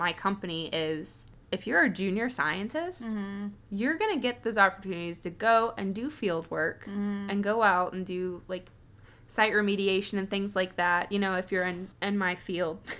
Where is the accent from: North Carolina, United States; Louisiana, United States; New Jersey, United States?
North Carolina, United States; rural eastern; also born or lived in Arizona / Los Angeles; I grew up in a small hometown in rural eastern North Carolina